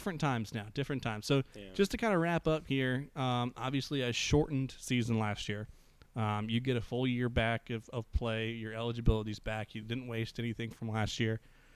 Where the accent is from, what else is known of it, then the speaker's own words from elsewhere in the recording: Minnesota, United States; moved away; I'm originally from Minnesota.